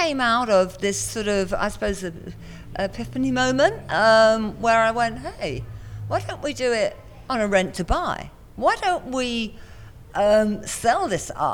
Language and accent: English; England, United Kingdom; also born or lived in Hong Kong; now in Phuket, Thailand; I'm from England originally